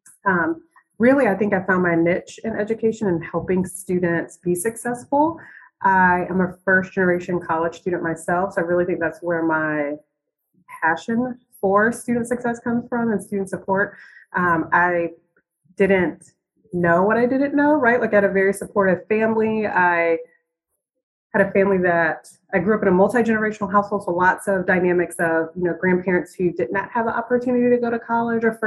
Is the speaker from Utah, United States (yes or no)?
no; Virginia Beach, Virginia, United States; Originally, I'm from Virginia Beach, Virginia, 757.